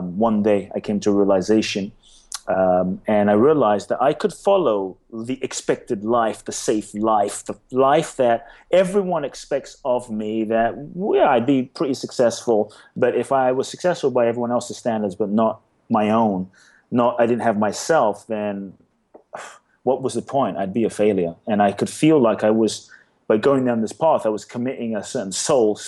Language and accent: English; London, United Kingdom; moved away as an adult; also born or lived in Ghana; now in Los Angeles, United States; I was born in Ghana, West Africa. My father's from Ghana. My mother's Japanese. I grew up in London. I live in LA now.